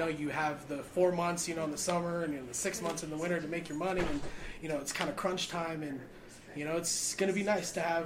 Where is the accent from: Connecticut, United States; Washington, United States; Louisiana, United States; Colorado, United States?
Colorado, United States; Vail; born and raised in Vail.